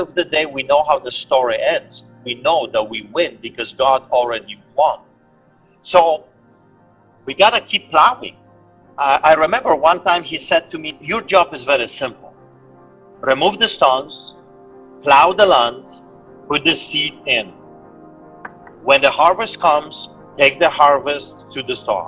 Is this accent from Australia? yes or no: no; Poland; moved away; me growing up in Poland